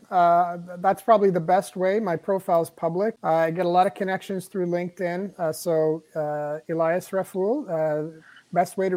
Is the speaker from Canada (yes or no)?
yes; Canada; That's not literal bombs, and I'm Lebanese Canadian.